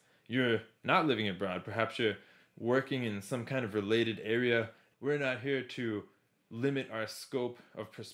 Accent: United States; moved away as an adult; I'm originally from the United States, been living outside of US for over 10 years now

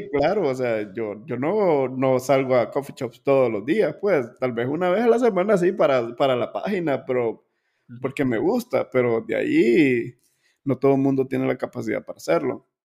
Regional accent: Honduras; nosotros como hondureños

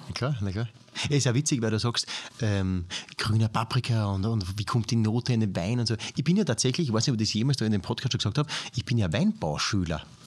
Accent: Austria; aus meiner Heimatgemeinde

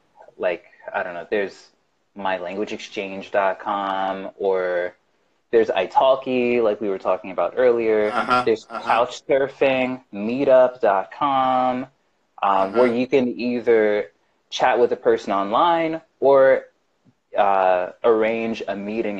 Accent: the South, United States; accent: Southern twang; but I am originally from the South. So when I get angry or excited, that's when like you'll start hearing my Southern twang.

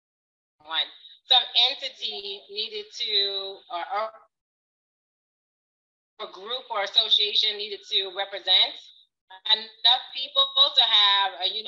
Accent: United States; And even as an American, we are still all impacted by the same things that happen in this country.

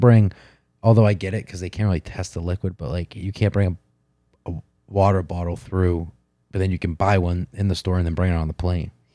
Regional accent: United States; I'm American

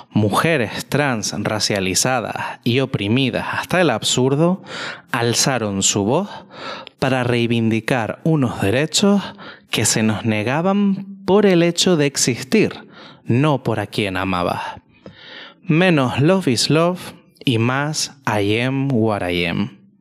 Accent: Tenerife, Canary Islands, Spain; moved away as an adult; now in Madrid, Spain

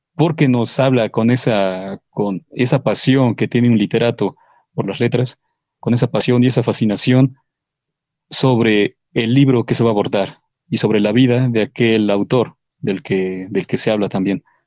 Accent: Mexico; soy mexicano

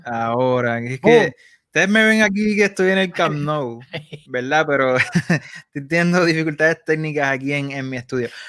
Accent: Puerto Rico; also born or lived in Barcelona; en Puerto Rico nosotros somos puertorriqueños

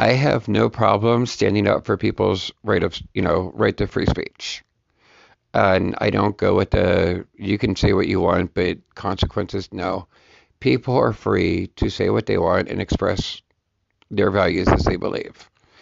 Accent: United States; as an American

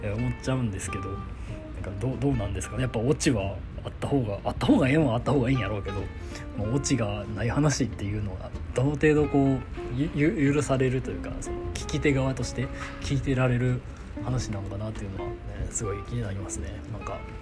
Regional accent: Kansai, Japan; 俺が関西人やから

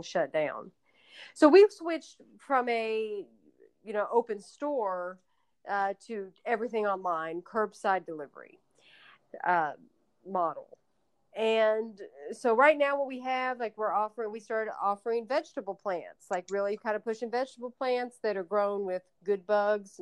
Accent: Louisville, Kentucky, United States; I am from Louisville

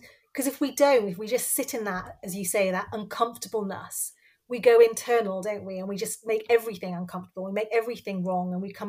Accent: Cardiff, Wales, United Kingdom; So I was born in Cardiff. I'm Bangladeshi origin. So my parents were both born in Bangladesh and came over in the 60s and landed in Wales, which was great. And I have two sisters and grew up in Wales the whole time and lost my accent

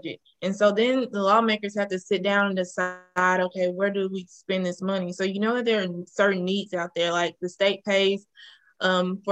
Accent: Madison, Mississippi, United States; I'm a native of Mississippi. I grew up in Madison, Mississippi

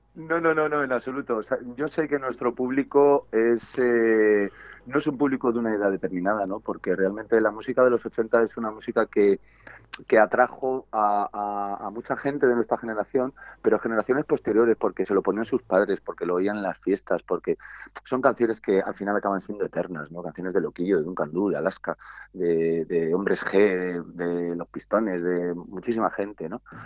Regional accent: Segovia, Castile and León, Spain; Somos de Segovia, sí, sí, sí. Aquí tenemos nuestro local, nuestra vida, nuestra familia, nuestra casa.

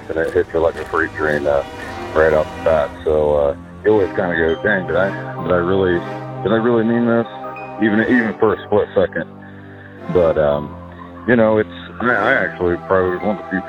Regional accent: Hardin County, Ohio, United States; I'm from Hardin County, live in Kenton, Ohio

